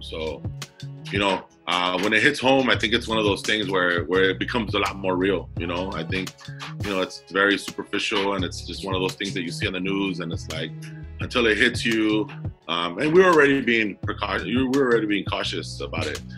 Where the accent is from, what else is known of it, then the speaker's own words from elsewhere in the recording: Commerce, California, United States; I grew up in Southeast Los Angeles uh, City of Commerce